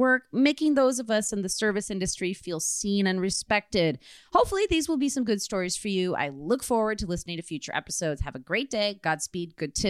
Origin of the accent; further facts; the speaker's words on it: Cork, Munster, Ireland; accent: Cork Irish; They would tell me they couldn't understand what my name was because my accent was too thick, which is hilarious if you've ever heard a Cork Irish accent before.